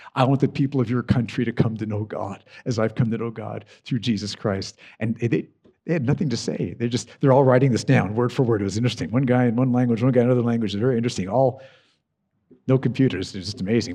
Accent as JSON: {"language": "English", "country": "United States", "said": "I love my home country, the U S."}